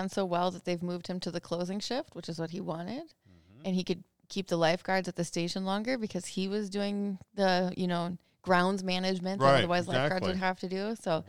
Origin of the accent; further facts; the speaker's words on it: Minnesota, United States; I grew up in the Canadian border of Minnesota.